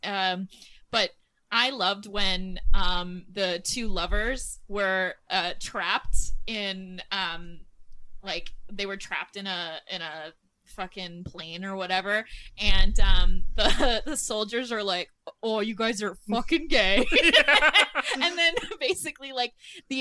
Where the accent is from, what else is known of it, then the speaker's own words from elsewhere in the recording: Southern Ontario, Canada; moved away; we're from Southern Ontario